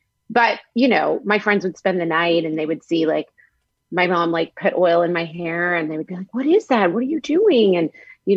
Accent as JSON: {"language": "English", "town": "Norman", "region": "Oklahoma", "country": "United States", "tie": "born or raised there", "moved": "as an adult", "lives_now": "Los Angeles, United States", "said": "growing up in Norman"}